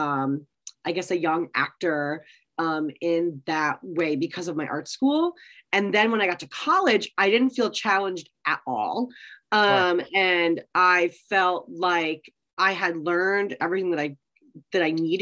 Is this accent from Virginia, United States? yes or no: yes; Virginia Beach, Virginia, United States; moved away as an adult; also born or lived in Livingston, New Jersey / Chicago; now in New York, United States; my dad moved me and my brother and my mom to Virginia Beach when I was like 1 year old, and then I lived there for like 18 years